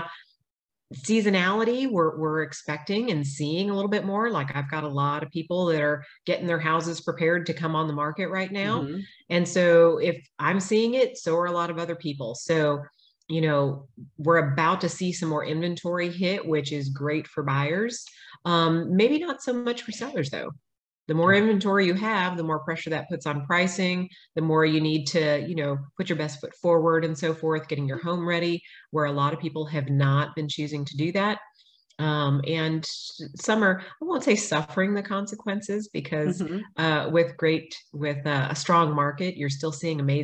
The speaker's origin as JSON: {"language": "English", "town": "Austin", "region": "Texas", "country": "United States", "tie": "born or raised there", "lives_now": "Georgetown, United States", "said": "I grew up in Austin. I've been here over 40 years. And we moved to Georgetown about 6 years ago."}